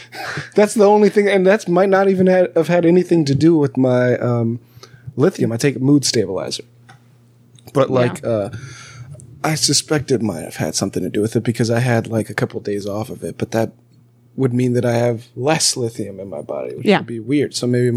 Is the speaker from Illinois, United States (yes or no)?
no; California, United States; also born or lived in Alabama; I was a guy from California and Alabama.